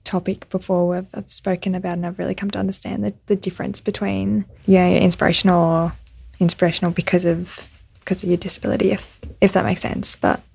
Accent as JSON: {"language": "English", "country": "Australia", "said": "I explained, oh, I'm an Australian cyclist, I've got cerebral palsy"}